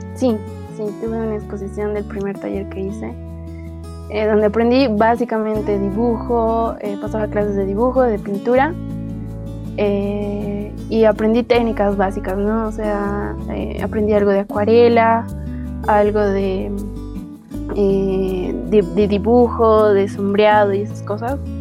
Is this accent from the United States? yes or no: no; La Paz, Bolivia; Yo soy de La Paz, que es la sede de gobierno de, mi país